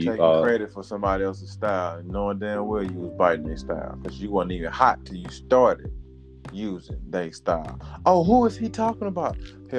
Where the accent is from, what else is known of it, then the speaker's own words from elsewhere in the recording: the South, United States; I'm from the South.